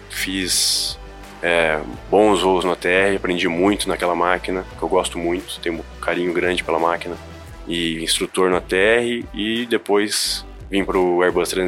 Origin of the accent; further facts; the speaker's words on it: Pirassununga, São Paulo, Brazil; also born or lived in Limeira; eu sou natural da cidade de Limeira, mas cresci na cidade de Pirassununga, ninho das águias, acostumado a ver a Esquadrilha da Fumaça